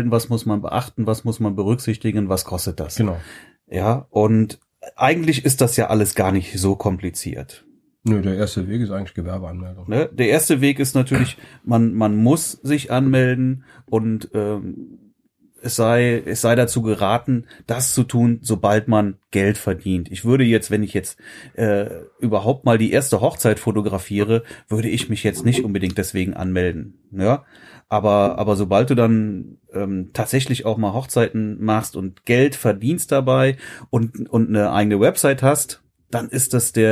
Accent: Frechen, North Rhine-Westphalia, Germany; ich bin ja kein Kölner, ich bin ja Frechner.

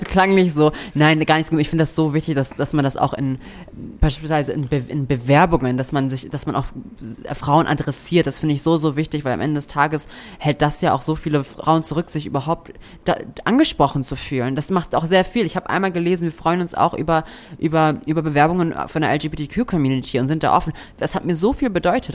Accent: Hamburg, Germany; moved away as an adult; now in Buxtehude, Germany; ich bin in Buxtehude geboren und habe dort die ersten drei Jahre meines Lebens gelebt und bin dann nach Hamburg gezogen

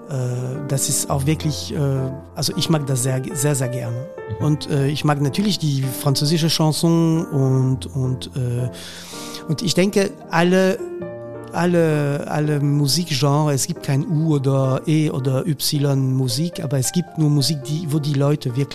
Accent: Hauts-de-France, France; German is a second language; das ist, das ist einfach so, also ähm, das ist meine Heimat eigentlich. Ja. Das habe ich, ähm, äh, also mein Vater hat Sti gesprochen.

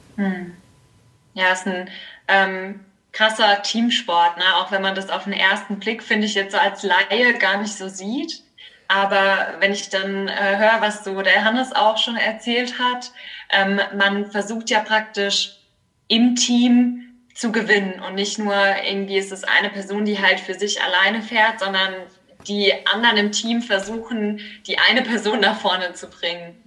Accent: Kaiserslautern, Rhineland-Palatinate, Germany; moved away as an adult; now in Mannheim, Germany; ich komme nämlich aus Kaiserslautern

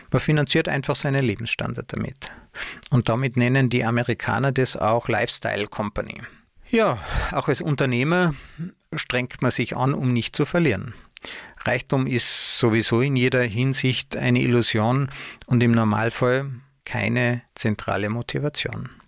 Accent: Tyrol, Austria; also born or lived in Munich, Germany; habe ich einige Jahre versucht, mich in meiner Heimat Tirol ähm, als Angestellter zu bewerben.

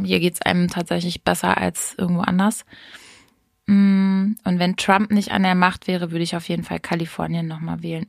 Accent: Hameln, Lower Saxony, Germany; bei uns in Hameln

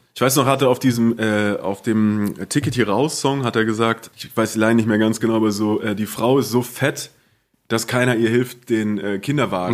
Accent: Southern Germany, Germany; unser süddeutsches Kaff

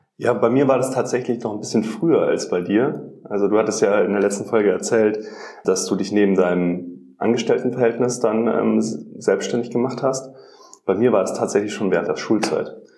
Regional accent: Rosenheim, Bavaria, Germany; also born or lived in Munich; Ich komme eigentlich aus Rosenheim

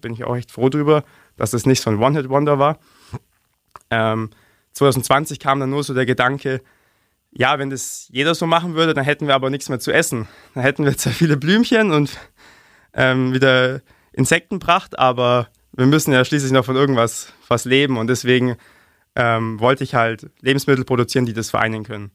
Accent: Augsburg, Bavaria, Germany; Ich persönlich bin aus Lechhausen

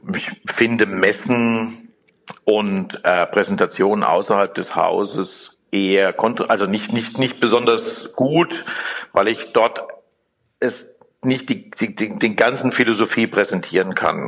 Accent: Germany; habe eher eine Verantwortung als Deutscher

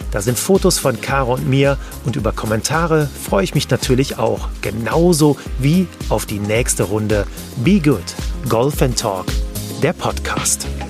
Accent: Germany; bei uns in Deutschland

